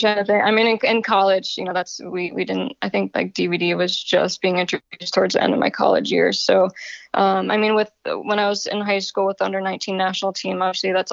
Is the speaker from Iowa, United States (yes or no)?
no; Connecticut, United States; moved away as an adult; also born or lived in Arizona / Los Angeles / Atlanta / Iceland; now in Maryland, United States; I'm originally from Connecticut. I'm a Yankee.